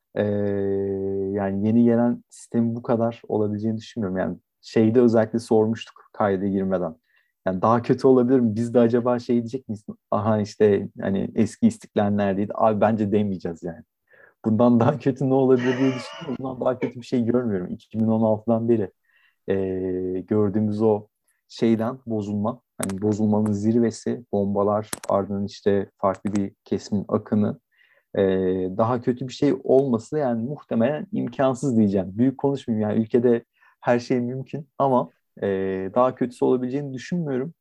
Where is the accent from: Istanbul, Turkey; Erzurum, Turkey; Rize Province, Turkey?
Istanbul, Turkey